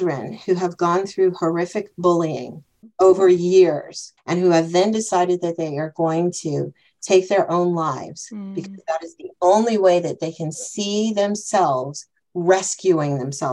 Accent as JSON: {"language": "English", "country": "United States", "accent": "American", "moved": "as an adult", "lives_now": "Germany", "said": "when I would travel back home to visit my mom in the States"}